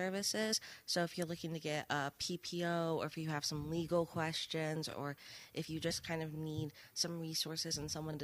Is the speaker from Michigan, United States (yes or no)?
yes; Coopersville, Michigan, United States; moved away as an adult; now in Allegan County, United States; I'm from Coopersville. It's like an hour north, a little past Allendale